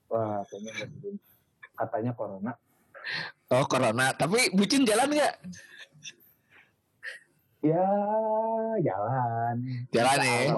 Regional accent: Bogor, West Java, Indonesia; gue dari Bogor.

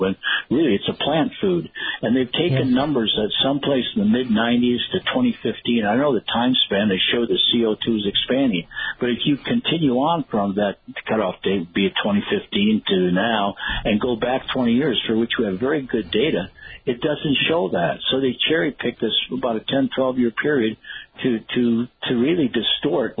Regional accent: Rice Lake, Wisconsin, United States; my hometown of Rice Lake, Wisconsin

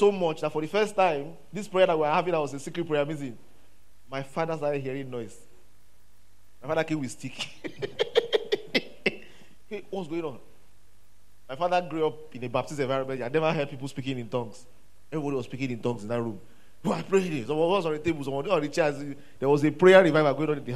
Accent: Ilorin, Kwara, Nigeria; I grew up in Ilorin

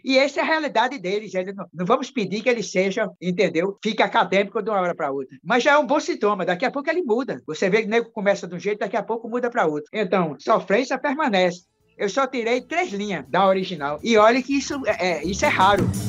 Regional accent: João Pessoa, Paraíba, Brazil; em João Pessoa, né, onde eu sou, sou da Paraíba

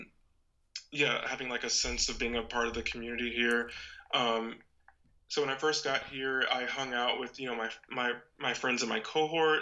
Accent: Panama City, Florida, United States; moved away as an adult; also born or lived in Orlando, Florida / Montevallo, Alabama; now in Maryland, United States; I lived there until I was 8, and then I did essentially like all of my public schooling in Panama City.

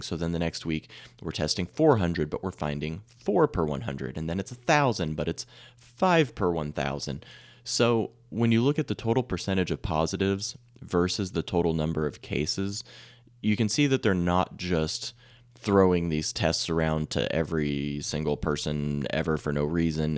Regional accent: Salina, Kansas, United States; I'm from Camp Midwest, uh, the Midwest, Salina specifically

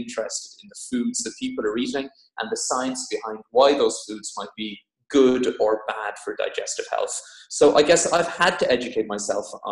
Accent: Ireland; moved away as an adult; also born or lived in Cork / Dublin / Oxford; now in Devon, United Kingdom; I'm Irish

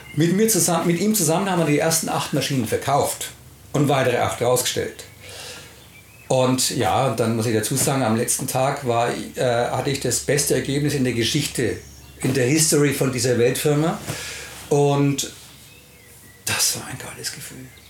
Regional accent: Nuremberg, Bavaria, Germany; wir kommen ja aus Nürnberg

